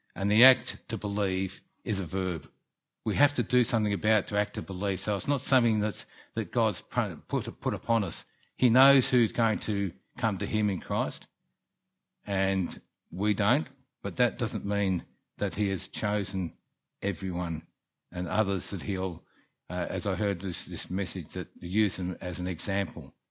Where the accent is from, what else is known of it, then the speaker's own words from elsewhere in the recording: Melbourne, Victoria, Australia; also born or lived in England; now in Kerang, Australia; When I was seven, I came to Melbourne and grew up